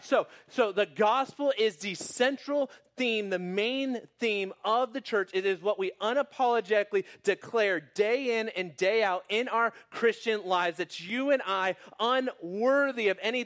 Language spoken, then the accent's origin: English; Phoenix, Arizona, United States; moved away as an adult; also born or lived in Houston; I was born and raised in Phoenix